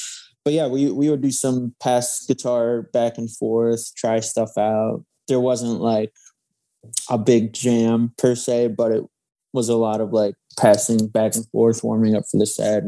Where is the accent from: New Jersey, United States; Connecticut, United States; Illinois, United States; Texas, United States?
Connecticut, United States; West Hartford; moved away as an adult; now in New York, United States; I was from West Hartford, Connecticut